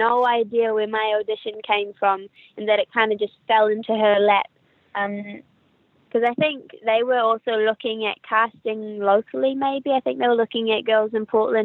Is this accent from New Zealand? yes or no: yes; New Zealand; accent: New Zealander; also born or lived in Wellington; you can probably hear from my accent that I'm a New Zealander. I'm from New Zealand. I live in Wellington, which is the capital.